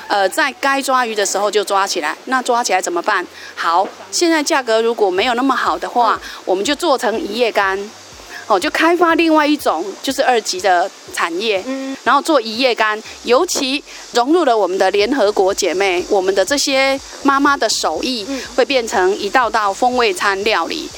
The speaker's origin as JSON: {"language": "Chinese", "town": "Dongshi", "region": "Chiayi County", "country": "Taiwan", "said": "来到我们东石，来到我们乡下"}